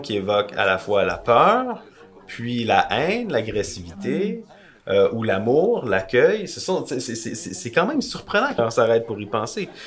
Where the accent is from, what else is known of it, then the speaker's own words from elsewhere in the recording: Quebec, Canada; au Québec où on n'a pas la même, euh, la même histoire